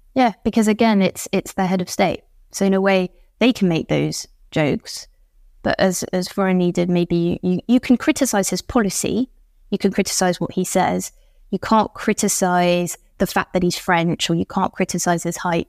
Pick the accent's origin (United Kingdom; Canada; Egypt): United Kingdom; moved away as an adult; now in Paris, France; I'm, I'm still British, even though I've been in Paris for a while